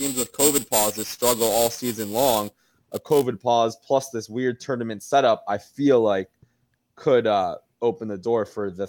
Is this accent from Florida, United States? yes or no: yes; Florida, United States; So I'm from Florida, but my dad's from New York